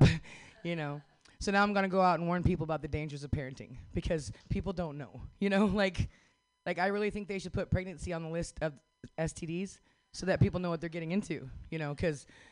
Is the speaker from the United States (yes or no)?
yes; Northern California, United States; I'm Hoopaw Native from Northern California.